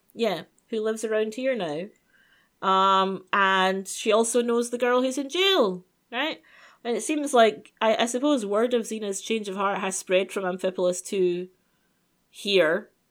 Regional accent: United Kingdom; I'm British.

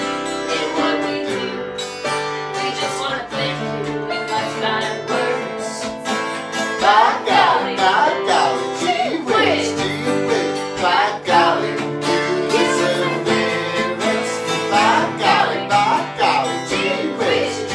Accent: New Jersey, United States; I grew up in South Jersey and went to school in North Jersey

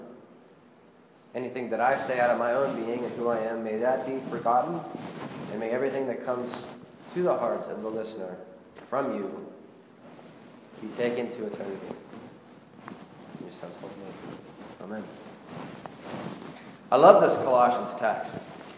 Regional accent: Pittsburgh, Pennsylvania, United States; I'm from Pittsburgh

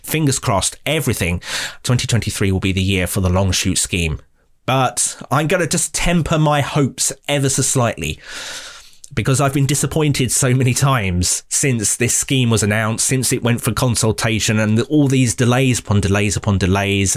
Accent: Nuneaton, West Midlands, United Kingdom; I'm from Nuneaton in Warwickshire in the West Midlands

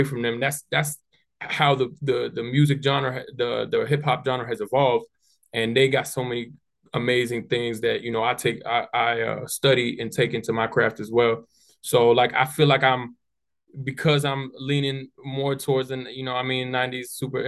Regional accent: Falls Church, Virginia, United States; also born or lived in Gainesville, Virginia / Manassas, Virginia; I grew up in a city called Falls Church, which is right out of DC

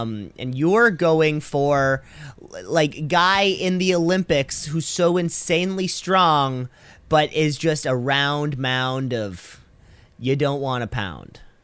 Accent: Canada; I'm too Canadian

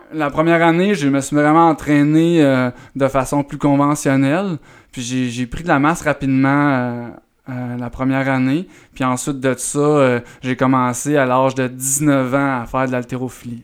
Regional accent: Eastern Townships, near Sherbrooke, Quebec, Canada; je viens des cantons de l'Est. Euh, je viens d'un petit village proche de, Sherbrooke.

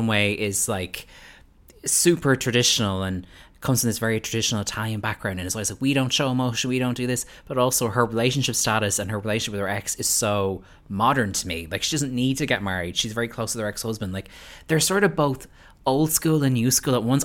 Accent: Ireland

